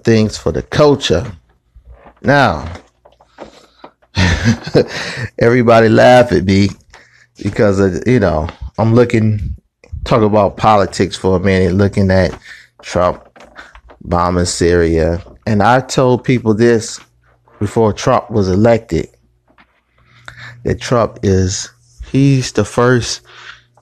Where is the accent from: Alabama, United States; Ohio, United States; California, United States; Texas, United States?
Ohio, United States; Cleveland; Born and raised in Cleveland, Ohio